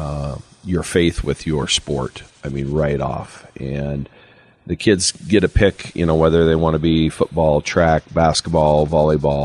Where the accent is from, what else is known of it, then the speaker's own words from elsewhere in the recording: American Falls, Idaho, United States; I grew up in American Falls, and I participated in football, basketball, and track.